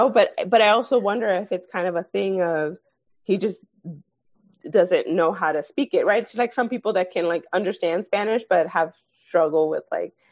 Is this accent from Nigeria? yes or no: yes; Nigeria; they know that I'm Nigerian